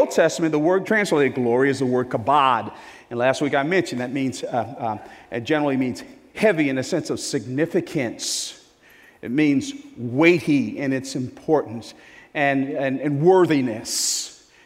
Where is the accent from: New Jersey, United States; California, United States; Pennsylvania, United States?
New Jersey, United States; I was born and raised in New Jersey.